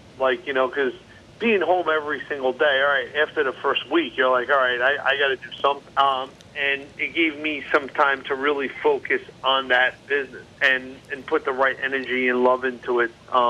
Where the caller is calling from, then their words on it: New Jersey, United States; I'm actually at my shore house in the Jersey Shore.